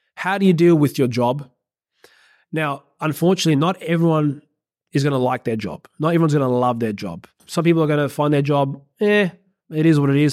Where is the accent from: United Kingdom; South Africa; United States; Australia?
Australia; I'm an Aussie